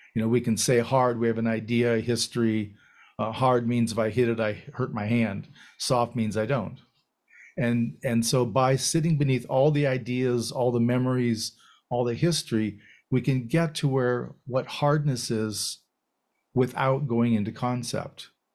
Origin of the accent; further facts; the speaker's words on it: United States; being raised as an American